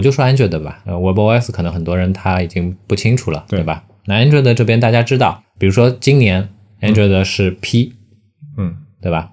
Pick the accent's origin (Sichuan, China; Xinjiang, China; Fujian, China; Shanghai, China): Shanghai, China; 作为一个上海人